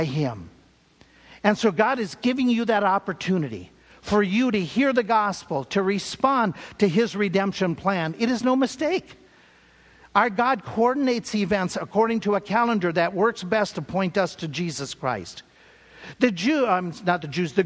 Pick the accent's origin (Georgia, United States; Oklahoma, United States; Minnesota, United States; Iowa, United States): Minnesota, United States; growing up in Minnesota